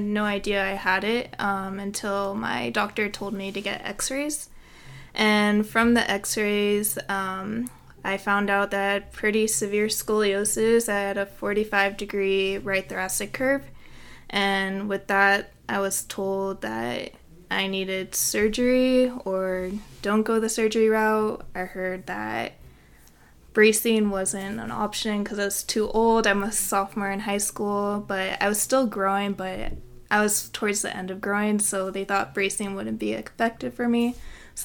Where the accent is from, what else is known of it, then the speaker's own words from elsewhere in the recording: San Francisco, California, United States; moved away as an adult; now in Provo, United States; I'm from San Francisco